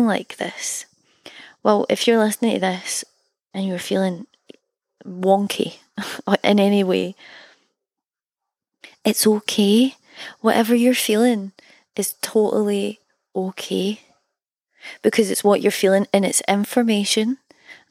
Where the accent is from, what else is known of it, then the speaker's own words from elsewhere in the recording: Scotland, United Kingdom; also born or lived in Berlin, Germany; to be from a country that offers artists financial help